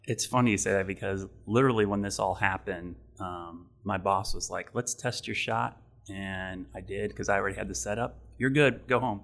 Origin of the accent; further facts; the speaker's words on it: Ohio, United States; now in Charlotte, United States; I grew up in Ohio